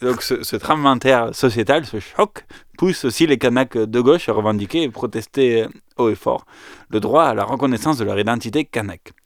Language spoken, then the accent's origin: French; Aveyron, Occitania, France; chez nous en Aveyron